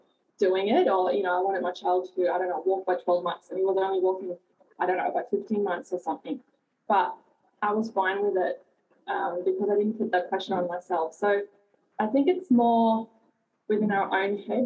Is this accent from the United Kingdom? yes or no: no; Germany; now in Bulli, Australia; I grew up in Germany, and I lived on four continents.